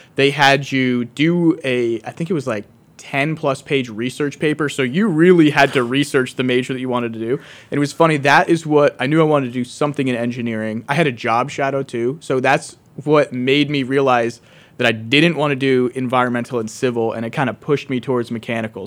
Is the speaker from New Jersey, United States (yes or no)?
no; West Pittston, Pennsylvania, United States; born and raised in West Pittston, which is only like, maybe like fifteen minutes down the road